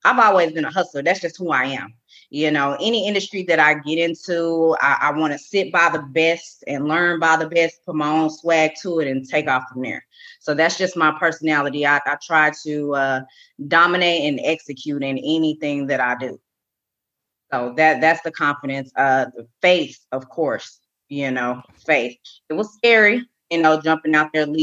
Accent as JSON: {"language": "English", "town": "Arlington", "region": "Texas", "country": "United States", "tie": "born or raised there", "said": "I'm born and raised in Arlington, Texas."}